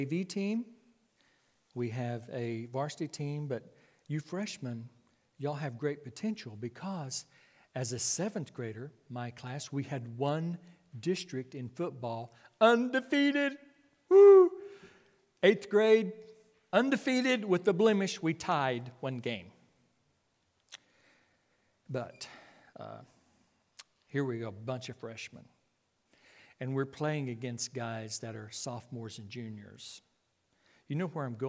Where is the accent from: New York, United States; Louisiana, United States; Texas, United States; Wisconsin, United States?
Texas, United States; Clyde; I was raised out in West Texas, 14 miles east of Abilene. There is a small community called Clyde, C-L-Y-D-E. That was my hometown.